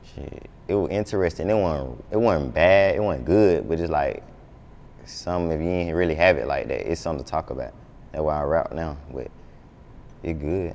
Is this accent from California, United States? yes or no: no; Atlanta, Georgia, United States; I'm from the South Side, like Lakewood